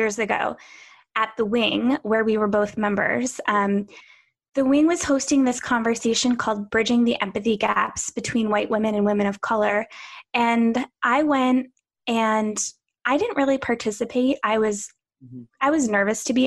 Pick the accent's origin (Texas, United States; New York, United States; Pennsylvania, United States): Pennsylvania, United States; I grew up in Pennsylvania